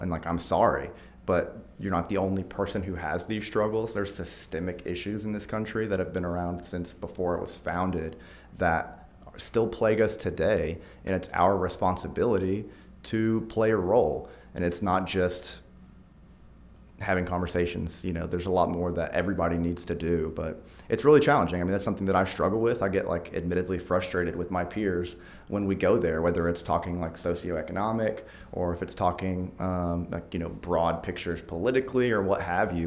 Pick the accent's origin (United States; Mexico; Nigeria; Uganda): United States; Fayetteville, Arkansas; also born or lived in Texas; grew up in Fayetteville, went to the U